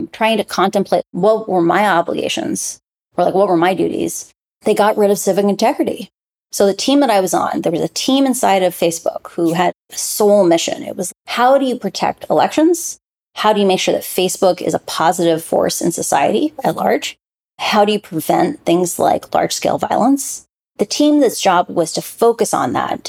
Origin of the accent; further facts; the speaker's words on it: Iowa, United States; now in Puerto Rico; I grew up in the Midwest in the United States, in Iowa, in a university town by two parents who are both professors